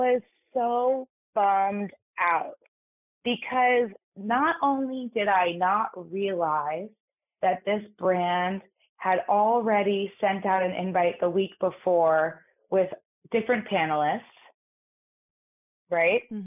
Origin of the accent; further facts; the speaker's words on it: New York City, New York, United States; I grew up in New York City in an all-girls private school.